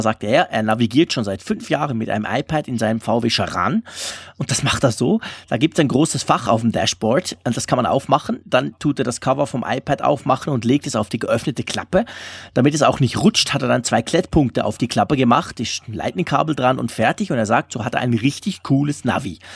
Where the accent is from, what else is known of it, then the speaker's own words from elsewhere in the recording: Sillenstede, Lower Saxony, Germany; Natürlich einen schönen Gruß an meine alte Heimat Sillenstede